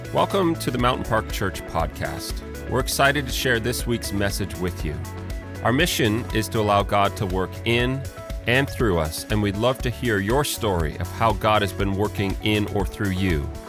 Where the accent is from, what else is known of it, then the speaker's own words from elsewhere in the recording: Canada; as a Canadian